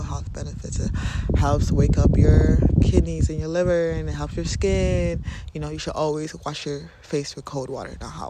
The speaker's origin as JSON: {"language": "English", "country": "Nigeria", "said": "I am Nigerian"}